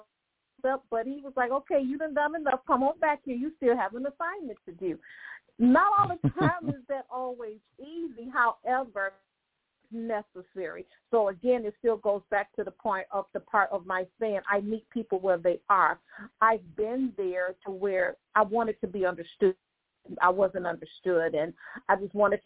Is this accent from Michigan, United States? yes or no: yes; Detroit, Michigan, United States; also born or lived in Lake Providence, Louisiana / Texas / Houston; I was born in Louisiana, Lake Providence, Louisiana, raised 85% of my life in Detroit, some in Louisiana and some in Texas